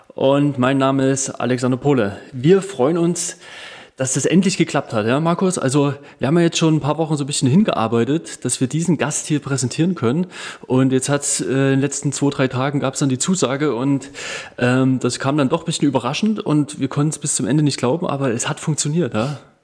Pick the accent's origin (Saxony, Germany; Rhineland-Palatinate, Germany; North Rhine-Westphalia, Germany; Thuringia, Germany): Saxony, Germany; Ore Mountains; accent: Saxon, Erzgebirgisch; ich kann ja mein, mein Sächsisch und Erzgebirgisch ja auch nicht so komplett äh, verbergen